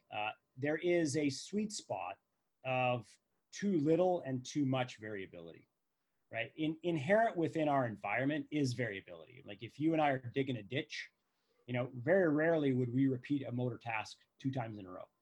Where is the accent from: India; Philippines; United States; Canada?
Canada; we're Canadian, so we've walked on plenty of ice in our day